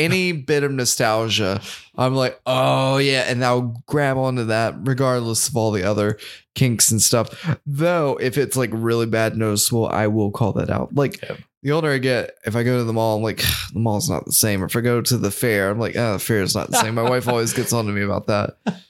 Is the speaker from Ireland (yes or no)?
yes; Ireland; Yeah, I am not actually Swiss, so that's good. I'm